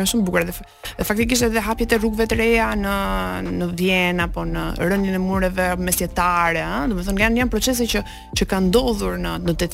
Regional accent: Albania; ne si shqiptar

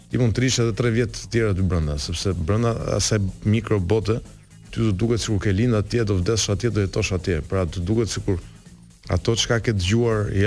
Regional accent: Italy; moved away; also born or lived in Albania; un kam jetuar dhe jam rritur në Itali për shumë vite

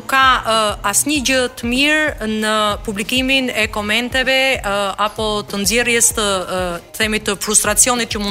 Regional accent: Albania; also born or lived in Tirana; e them edhe si shqiptare

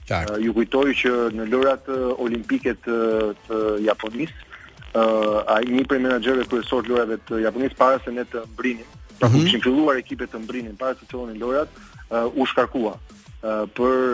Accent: Albania

